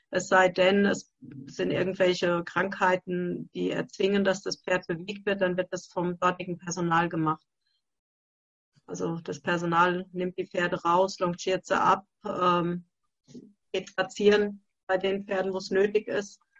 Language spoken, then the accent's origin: German; Hesse, Germany; Ähm, das ist aus Hessen, Nähe von Gelnhausen